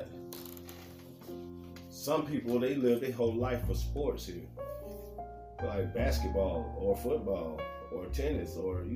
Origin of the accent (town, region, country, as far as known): United States